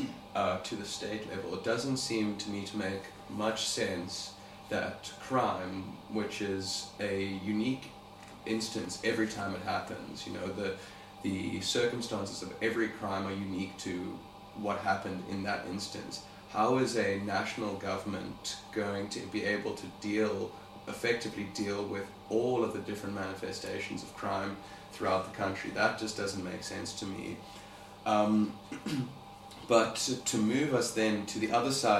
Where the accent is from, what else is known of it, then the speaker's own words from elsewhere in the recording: South Africa; normal South African citizens